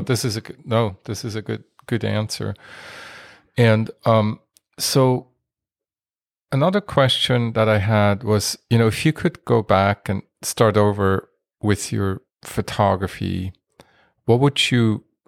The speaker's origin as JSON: {"language": "English", "town": "Basel", "region": "Basel-Stadt", "country": "Switzerland", "moved": "yes", "said": "I am from Switzerland originally"}